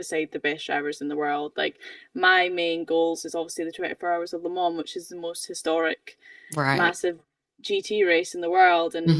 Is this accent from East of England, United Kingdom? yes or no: no; Scotland, United Kingdom; I'm from Scotland, so we've also got Knock Hill